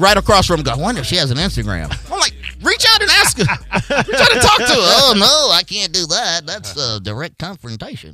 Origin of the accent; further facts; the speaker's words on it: Tallahassee, Florida, United States; I grew up in Tallahassee, Florida. I lived in the South my entire life.